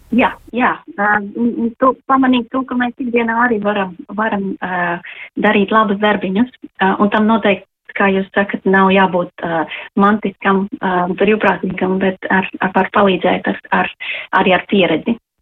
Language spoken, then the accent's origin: Latvian; Latvia; now in London, United Kingdom; mēs noteikti jūtamies vairāk latvieši kā tās valsts pārstāvi, kur mēs esam